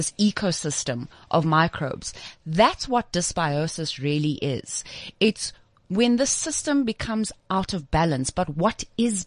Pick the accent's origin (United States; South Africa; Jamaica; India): South Africa; also born or lived in Zimbabwe; I was born in Zimbabwe and I grew up in South Africa